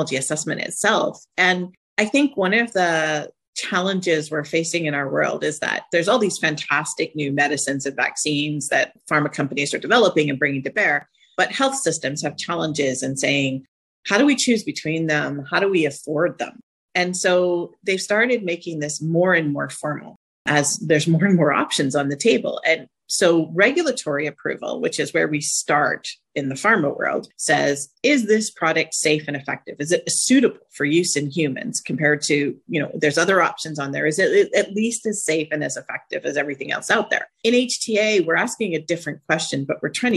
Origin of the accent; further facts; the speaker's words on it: Canada; also born or lived in United States; now in Zurich, Switzerland; I'm actually Canadian